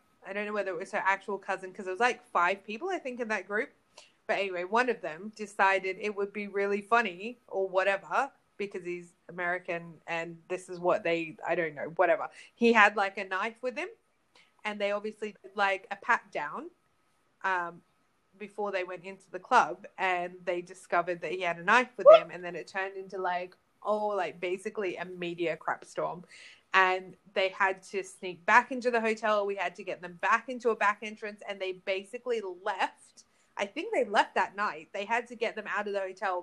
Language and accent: English; Australia; I'm from Australia